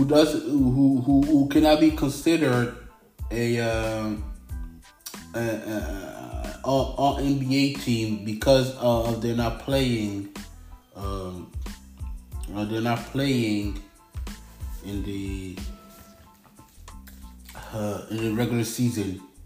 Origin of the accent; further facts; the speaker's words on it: Canada; I am Canadian. But also I got French nationality